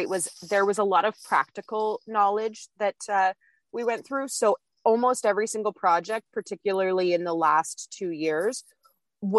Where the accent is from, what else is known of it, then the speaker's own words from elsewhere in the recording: Ontario, Canada; I'm from Canada. I grew up my whole life